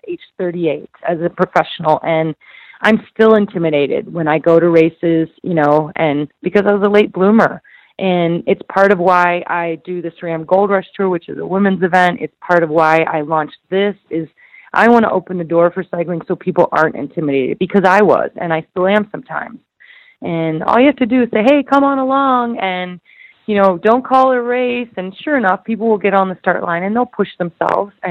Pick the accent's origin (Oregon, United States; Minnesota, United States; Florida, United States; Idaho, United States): Idaho, United States; my hometown